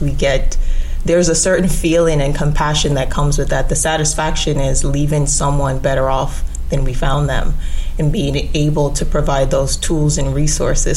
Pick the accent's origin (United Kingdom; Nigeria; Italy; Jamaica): Jamaica; also born or lived in New York; now in Orlando, United States; So I'm originally from Jamaica.